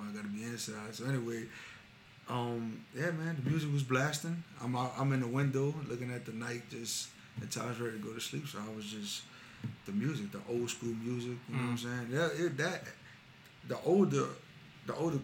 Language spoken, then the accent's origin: English; New Orleans, Louisiana, United States; It's the New Orleans in me. Like, where I grew up at, I grew up on Frenchman Street in Seminole